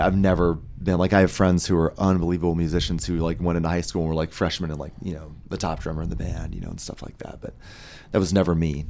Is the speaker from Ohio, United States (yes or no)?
no; Denver, Colorado, United States; I'm from Denver.